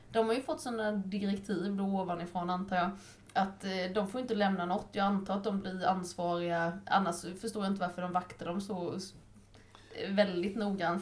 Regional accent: Nässjö, Jönköping County, Sweden; jag är ju uppvuxen i Nässjö

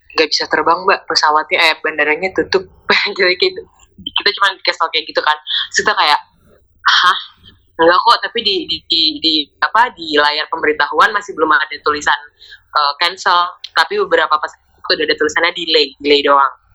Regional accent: Indonesia; kita ya dari Indonesia

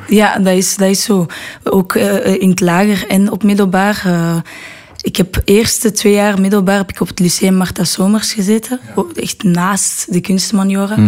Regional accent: Brussels, Brussels-Capital Region, Belgium; also born or lived in Netherlands; ik ben opgegroeid in Brussel

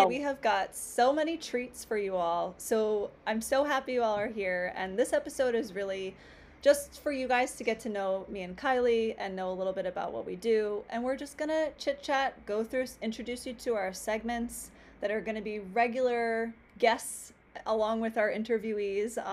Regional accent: New York, United States; moved away as an adult; now in Honolulu, United States; I grew up in New York, spent 15 years of my life living in New York City

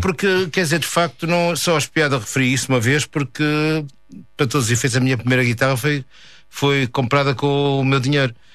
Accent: Porto, Norte, Portugal; moved away as an adult; also born or lived in Paris / Vancouver; eu sou mais urbano, sou do Porto

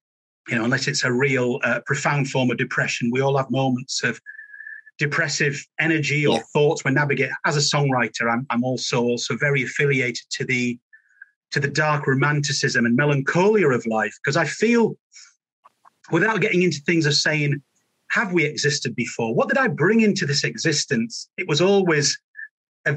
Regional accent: Halifax, Yorkshire and the Humber, United Kingdom; growing up in Yorkshire after my father died when I was one

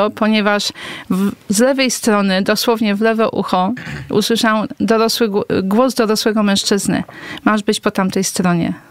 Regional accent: Kuyavian-Pomeranian Voivodeship, Poland; Ja jestem, pochodzę z okolic Torunia.

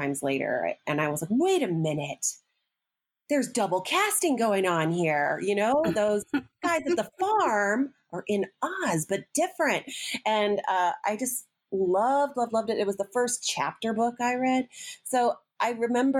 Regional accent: Champaign, Illinois, United States; moved away as an adult; also born or lived in South Carolina; now in Spartanburg, United States; I am from the center of the universe, my dad called it, Champaign, Urbana, CU. It is sort of in the center of the country, Midwest college town

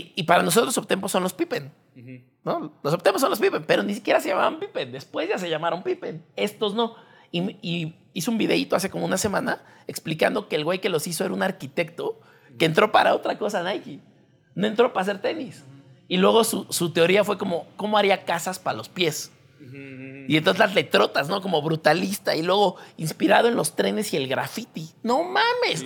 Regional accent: Mexico

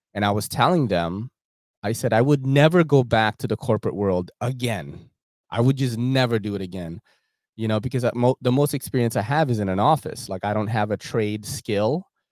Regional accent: New York, United States; I grew up in New York, like, and I'm Asian

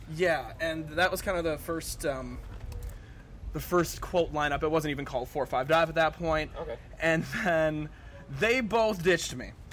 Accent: Marinette, Wisconsin, United States; moved away as an adult; now in Green Bay, United States; I'm originally from Marinette, Wisconsin

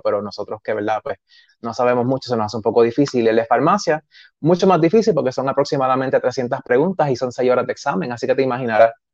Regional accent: San Sebastián, Puerto Rico; also born or lived in Aguadilla; estudié en San Sebastián todo lo que fue escuela elemental, intermedia y high

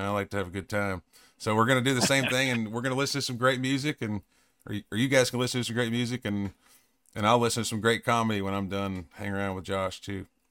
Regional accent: East Tennessee, United States; growing up in East Tennessee

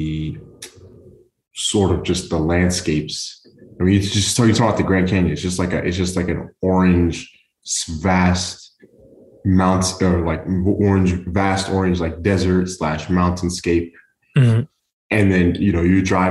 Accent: Oman; now in Houston, United States; growing up in Oman, mm-hmm. we lived along the coastline of we lived along the coast.

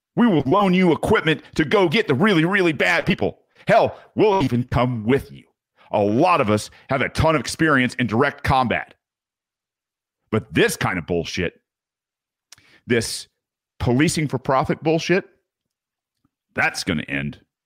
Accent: United States; as a child growing up in America

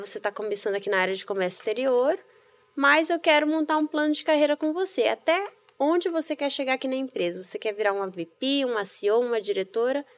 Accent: Bahia, Brazil; moved away as an adult; also born or lived in Rio Grande do Sul; Então eu cresci na Bahia, em várias cidades

